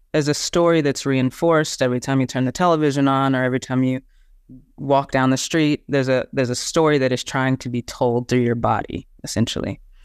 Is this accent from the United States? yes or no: yes; Texas, United States; I'm from the Southern United States and from uh, a, a town in Texas